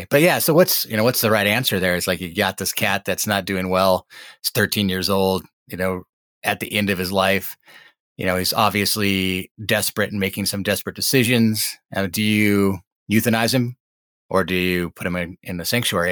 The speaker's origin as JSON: {"language": "English", "region": "Montana", "country": "United States", "tie": "born or raised there", "said": "I grew up in Montana, was born and raised here."}